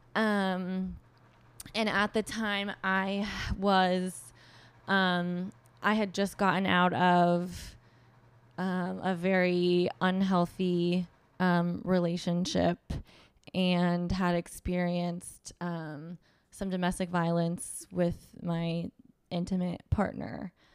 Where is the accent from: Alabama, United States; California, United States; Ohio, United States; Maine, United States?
California, United States; Orange County, Southern; moved away as an adult; now in New York, United States; I grew up in Southern California, um, Orange County area